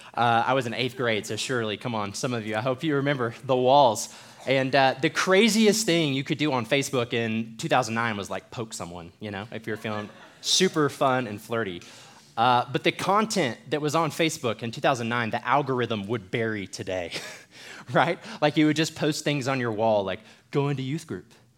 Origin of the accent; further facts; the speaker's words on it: United States; as American believers